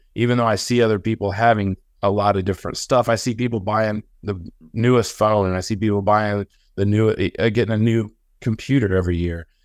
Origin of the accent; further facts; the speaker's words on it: Illinois, United States; moved away as an adult; now in Augusta, Georgia, United States; I grew up in the Midwest on, like, farms, and so nobody had money where I'm from